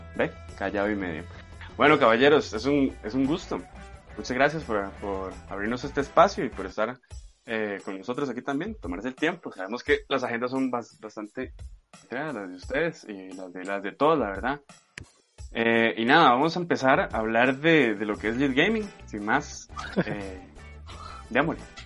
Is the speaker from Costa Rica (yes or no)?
yes; Costa Rica; uno como Tico